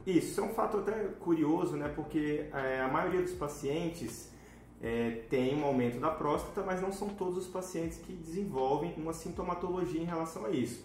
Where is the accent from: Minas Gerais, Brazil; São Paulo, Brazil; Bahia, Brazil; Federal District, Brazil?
Federal District, Brazil; Brasília; moved away as an adult; also born or lived in Tocantins; now in Rio de Janeiro, Brazil; trabalho na Secretaria de Saúde de Brasília, que é a minha cidade natal